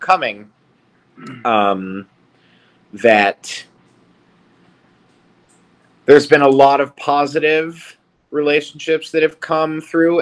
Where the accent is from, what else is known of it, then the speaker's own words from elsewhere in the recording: Charleston, South Carolina, United States; moved away as an adult; it's my hometown